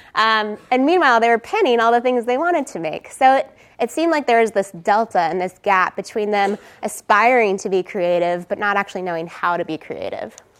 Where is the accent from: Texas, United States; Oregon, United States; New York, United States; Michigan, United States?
Texas, United States; moved away; I am originally from Texas. I went to UT